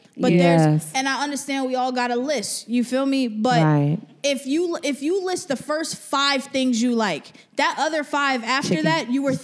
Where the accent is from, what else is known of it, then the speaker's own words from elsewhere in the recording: New Jersey, United States; I'm from Jersey.